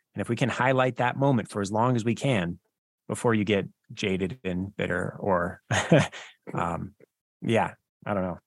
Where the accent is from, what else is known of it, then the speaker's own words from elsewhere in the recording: Wyoming, United States; I'm from Wyoming